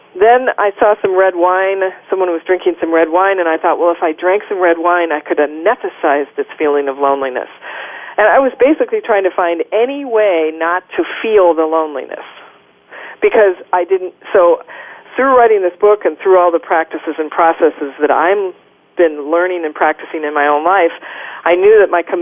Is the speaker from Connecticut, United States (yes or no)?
no; Minnesota, United States; I grew up in Minnesota